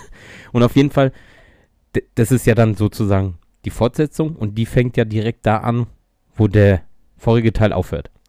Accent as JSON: {"language": "German", "town": "Mainz", "region": "Rhineland-Palatinate", "country": "Germany", "said": "War ich mit meinen Eltern und meinem Bruder, na klar, als Mainzer, äh, Fasnachtsumzug gucken."}